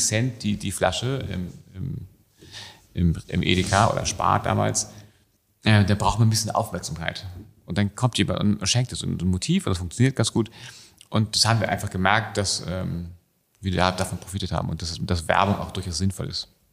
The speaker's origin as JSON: {"language": "German", "region": "Hamburg", "country": "Germany", "tie": "born or raised there", "said": "wir sind in Hamburg aufgewachsen"}